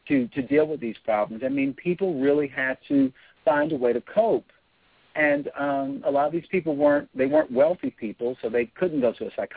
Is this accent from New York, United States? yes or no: no; Birmingham, Alabama, United States; I'm from Birmingham, Alabama, and I was actually born in 1963